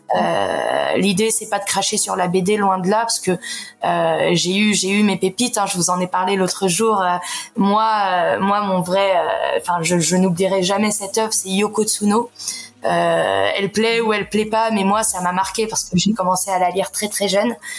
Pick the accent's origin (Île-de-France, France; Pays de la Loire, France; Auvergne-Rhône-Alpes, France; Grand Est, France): Île-de-France, France; Paris; moved away as an adult; now in Montpellier, France; je suis parisienne à la base